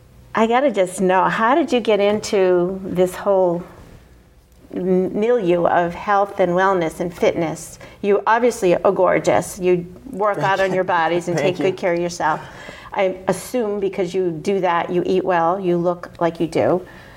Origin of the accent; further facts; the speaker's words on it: Somerville, Massachusetts, United States; accent: Somerville; I have a Somerville accent. Give me a glass of wine or something and it comes out, or put me around my family.